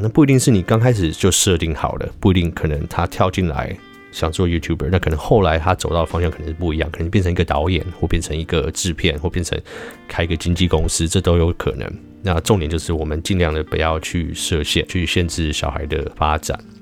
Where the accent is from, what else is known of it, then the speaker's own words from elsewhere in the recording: Taiwan; 我有点台湾人的灵魂又出现了